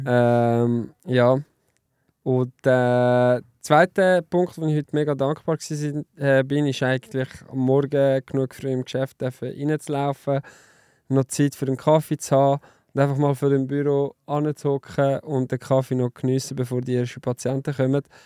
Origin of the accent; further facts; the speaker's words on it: Lausanne, Vaud, Switzerland; German is a second language; moved away; also born or lived in German-speaking Switzerland; Ich bin ja im Welsch aufgewachsen, in Lausanne